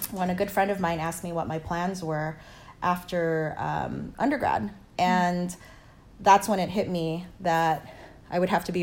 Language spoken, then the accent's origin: English; Lian, Batangas, Philippines; born there; I was born in the Philippines um, in a place called Batangas in a small province named Lian.